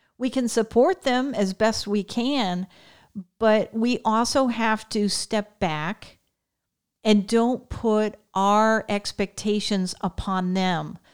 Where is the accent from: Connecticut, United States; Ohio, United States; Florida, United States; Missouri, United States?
Connecticut, United States; I grew up in Connecticut